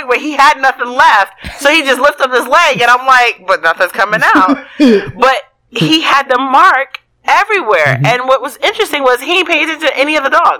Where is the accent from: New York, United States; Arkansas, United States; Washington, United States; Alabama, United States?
New York, United States; New York City; now in Texas, United States; I'm from the Bronx